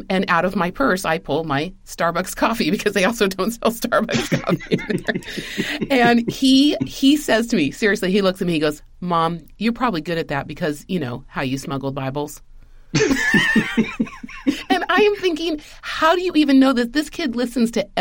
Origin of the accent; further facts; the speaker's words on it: Spain; moved away; I grew up in Spain.